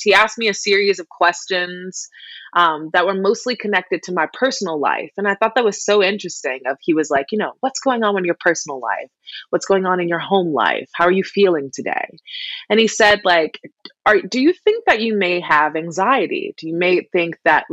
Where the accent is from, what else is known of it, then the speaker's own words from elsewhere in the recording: South Carolina, United States; moved away; I am originally from South Carolina